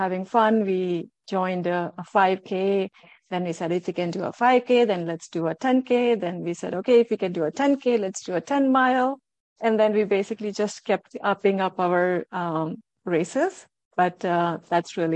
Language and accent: English; New Delhi, Delhi, India; moved away as an adult; also born or lived in Mumbai / New York / St. Louis; now in Minnesota, United States; I was born in New Delhi. Did my schooling in Andhra school. Then moved to Mumbai. Did my high school there